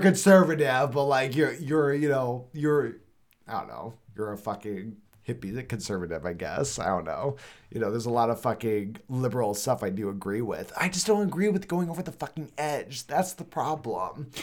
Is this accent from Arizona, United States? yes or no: yes; Arizona, United States; also born or lived in Los Angeles; I grew up here in Arizona